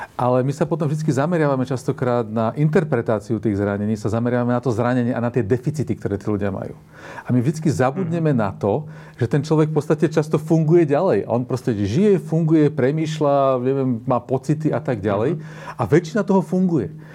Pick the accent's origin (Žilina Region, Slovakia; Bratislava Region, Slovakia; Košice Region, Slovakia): Žilina Region, Slovakia; Žilina; ja som zo Žiliny